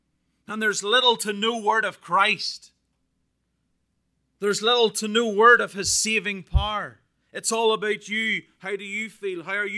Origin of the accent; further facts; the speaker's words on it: Northern Ireland, United Kingdom; Now, as a Brit, I'm Irish, but I'm also British. Work that one out.